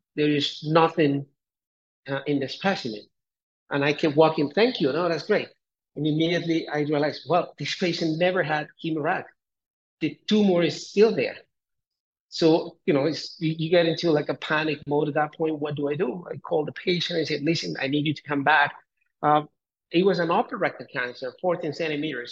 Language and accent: English; Colombia; moved away as an adult; also born or lived in Bogota, Colombia / Canada; I'm originally from Colombia and I uh, did my med school. I'm from a very small town here in Colombia. I I uh, went to Bogota, did my high school there